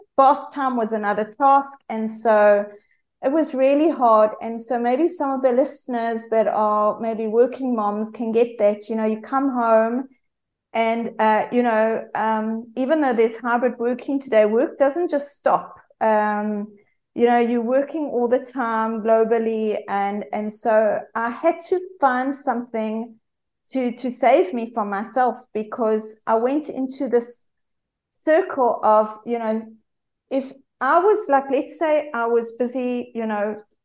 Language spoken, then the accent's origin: English; South Africa; accent: South African; as you can hear from my accent, I'm South African